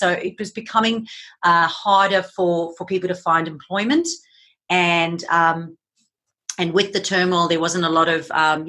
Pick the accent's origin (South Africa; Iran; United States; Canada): South Africa; now in Gold Coast, Australia; I'm originally from South Africa, so you'll notice I have a little bit of a mixed accent. I now am currently living on the Gold Coast in Australia. I moved here 11 years ago